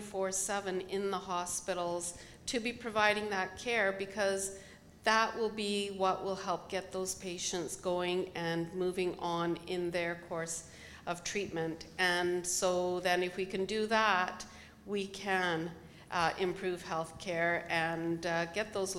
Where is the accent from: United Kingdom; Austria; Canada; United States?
Canada; We're Canadian